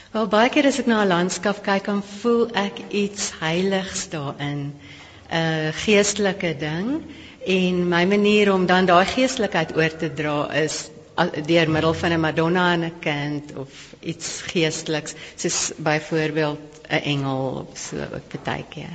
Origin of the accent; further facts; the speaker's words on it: Pretoria, Gauteng, South Africa; Ek is maar oorspronklik van Pretoria, nie gebore nie, maar ek het hier groot geword.